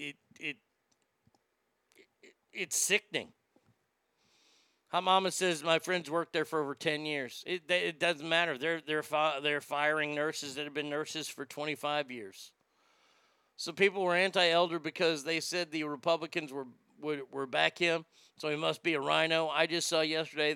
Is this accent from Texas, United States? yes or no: yes; Texas, United States; I am from Texas